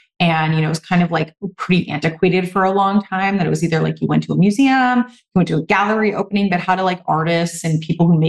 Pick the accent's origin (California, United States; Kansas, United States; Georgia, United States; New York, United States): California, United States; Southern; now in Boston, United States; I'm from Southern California